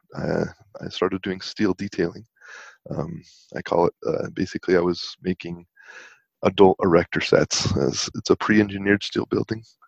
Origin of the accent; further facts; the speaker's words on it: West Valley City, Utah, United States; I grew up in West Valley City